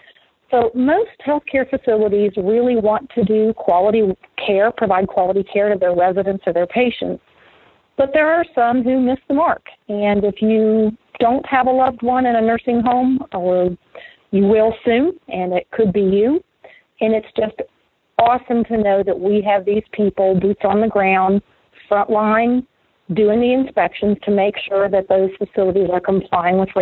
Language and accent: English; West Virginia, United States; born and raised in West Virginia